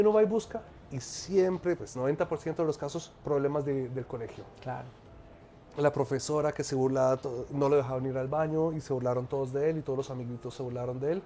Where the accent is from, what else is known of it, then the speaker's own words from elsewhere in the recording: Egypt; moved away as an adult; also born or lived in France; yo soy egipcio y colombiano, nací en Egipto, soy, pues estudié negocios internacionales, terminé mi adolescencia en Egipto